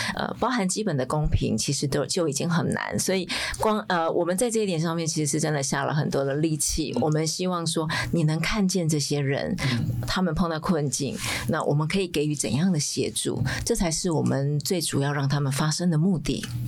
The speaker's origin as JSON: {"language": "Chinese", "country": "Taiwan", "said": "我们台湾人"}